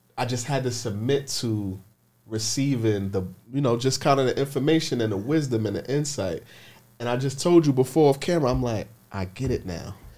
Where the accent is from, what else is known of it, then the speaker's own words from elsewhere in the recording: New York City, New York, United States; I'm from the Bronx